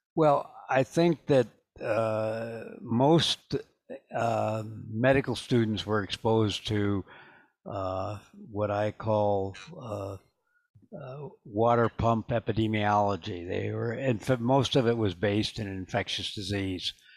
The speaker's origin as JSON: {"language": "English", "region": "Midwest", "country": "United States", "tie": "born or raised there", "moved": "yes", "said": "I grew up in the Midwest"}